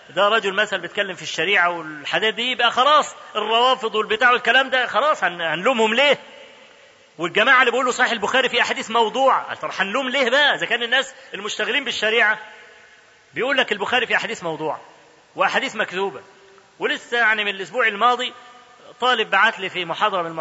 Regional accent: Egypt; انا اذكر لكم حكايه حصلت عندنا في مصر

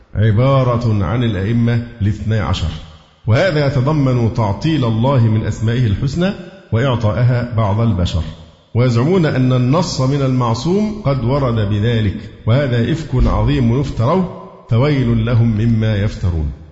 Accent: Cairo, Cairo Governorate, Egypt; إن أنا مصري و- وقاهري

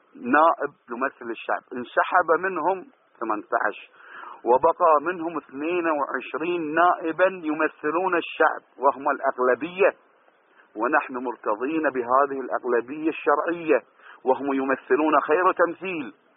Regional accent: Bahrain; أنا كإنسان بحريني بسيط

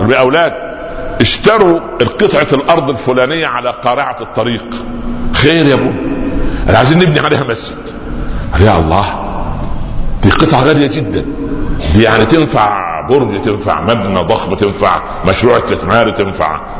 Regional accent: Upper Egypt, Egypt; كان عندنا في الصعيد الحرمه تضع تحت خمارها شيء زي المثلث

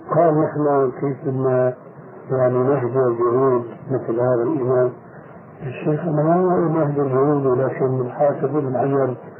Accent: Egypt; عندنا في مصر

